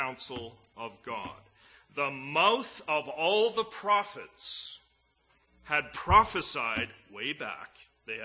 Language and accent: English; Edmonton, Alberta, Canada; when I was a kid growing up in Edmonton